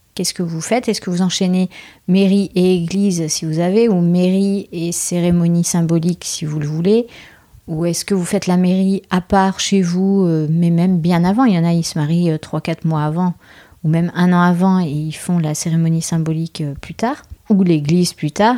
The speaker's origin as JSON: {"language": "French", "town": "Bordeaux", "region": "Nouvelle-Aquitaine", "country": "France", "said": "nous, on est de Bordeaux"}